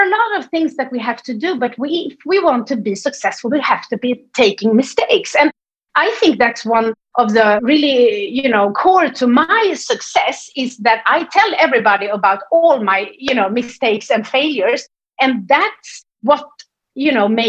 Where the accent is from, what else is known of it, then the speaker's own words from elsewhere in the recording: Sweden; English is a second language; you can hear that I'm from Sweden. I don't have this English like sound